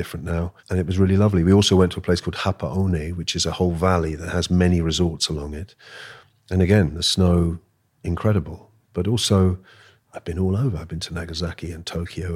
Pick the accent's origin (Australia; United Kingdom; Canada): United Kingdom; London; also born or lived in Austria; I was born here in London, and speaking German